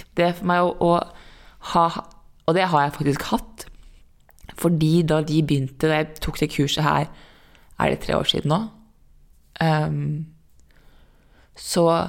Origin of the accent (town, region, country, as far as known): Norway; also born or lived in New York